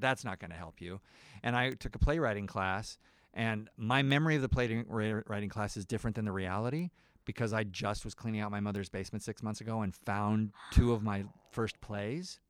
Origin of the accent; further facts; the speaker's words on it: Nebraska, United States; moved away; I'm from Nebraska.